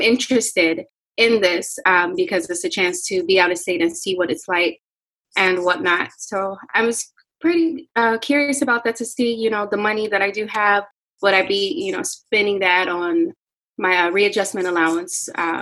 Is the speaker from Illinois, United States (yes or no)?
yes; Chicago, Illinois, United States; also born or lived in Saint Vincent and the Grenadines; my plan was to relocate because I'm from Chicago, Illinois.